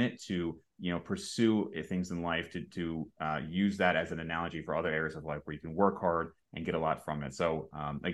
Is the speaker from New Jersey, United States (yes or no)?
yes; New Jersey, United States; moved away; I grew up in Jersey. I was there most of my life